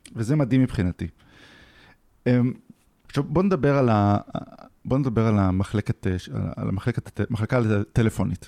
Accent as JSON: {"language": "Hebrew", "country": "Israel", "said": "אנחנו ישראלים"}